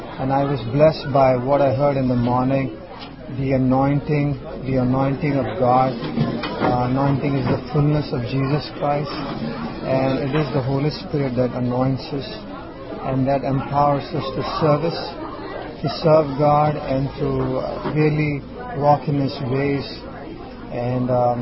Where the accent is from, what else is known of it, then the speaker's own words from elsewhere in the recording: Mumbai, Maharashtra, India; I'm from Bombay, India, and I'm a missionary there